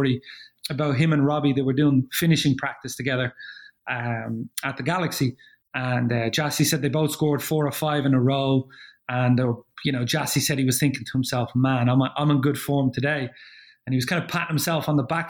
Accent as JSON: {"language": "English", "town": "Dublin", "region": "Leinster", "country": "Ireland", "moved": "yes", "lives_now": "Los Angeles, United States", "said": "two Dublin lads"}